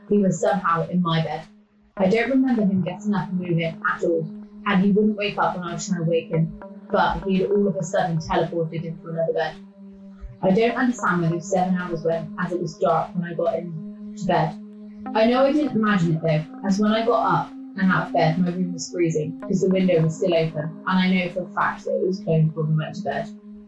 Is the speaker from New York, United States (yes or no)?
no; New Jersey, United States; I think the scariest by far was when I was a kid growing up in New Jersey.